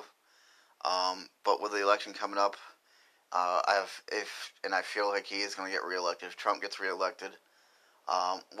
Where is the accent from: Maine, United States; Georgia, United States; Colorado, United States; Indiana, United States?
Maine, United States; Lewiston; I grew up in Lewiston, Maine